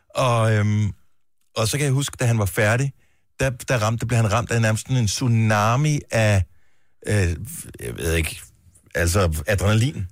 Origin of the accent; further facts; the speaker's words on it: Denmark; moved away; min barndomsby, Bones